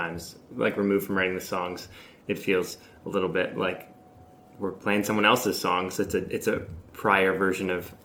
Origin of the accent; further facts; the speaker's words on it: Seattle, Washington, United States; I grew up in Seattle